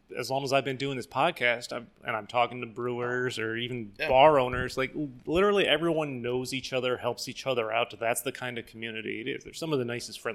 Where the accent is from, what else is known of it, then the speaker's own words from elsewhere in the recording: New York, United States; also born or lived in South Carolina / Albany, New York; yeah, I'm from New York.